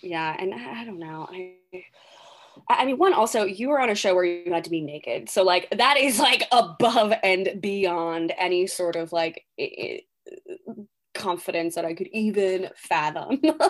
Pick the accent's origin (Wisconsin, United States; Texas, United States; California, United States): Texas, United States; Or this girl came from Texas, oh, I'm from Texas, you know?